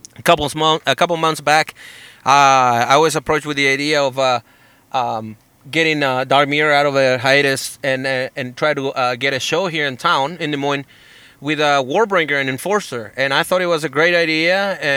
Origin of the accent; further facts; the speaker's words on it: Chile; accent: Chilean; English is a second language; moved away; And even now, my accent has died down a little bit, but I was just back in Chile for a vacation, and every time I go back, my accent kind of like hits a reset.